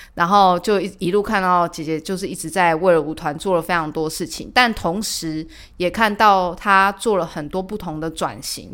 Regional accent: Tainan, Taiwan; 我是台南人

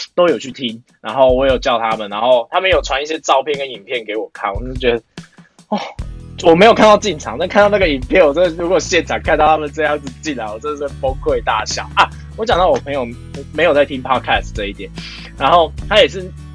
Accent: Tainan, Taiwan; 我是台南人啊

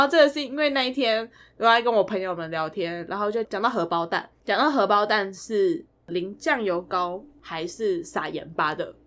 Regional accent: Taiwan; 我们台湾人

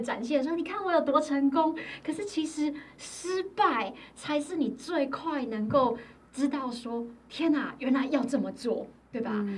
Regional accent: Taiwan; moved away; 我觉得台湾一直都是我的家乡

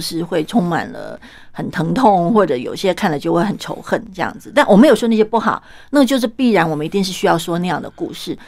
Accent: Kaohsiung, Taiwan; 我们高雄人啊

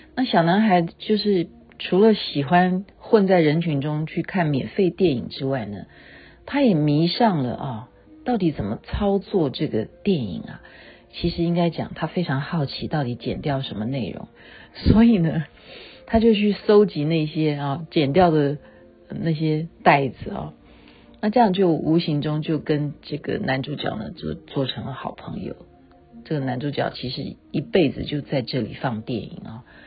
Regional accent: Taiwan; 因为我是眷村长大的

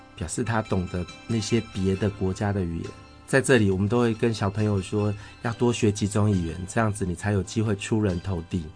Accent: Changhua County, Taiwan; 我们彰化人的， 诶， 应该讲信仰中心

